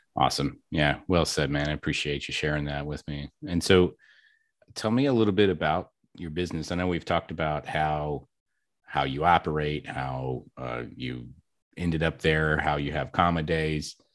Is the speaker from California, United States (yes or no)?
no; Kentucky, United States; now in Texas, United States; I'm actually from Kentucky